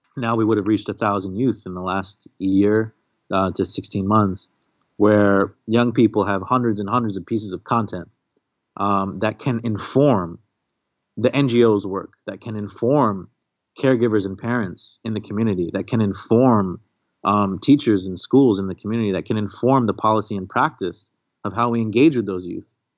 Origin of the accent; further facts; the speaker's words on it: Maryland, United States; also born or lived in Kashmir; I'm the first American born in my family. So I was born in Maryland, but my family's from this pretty far out, beautiful, tragic, but resilient place called Kashmir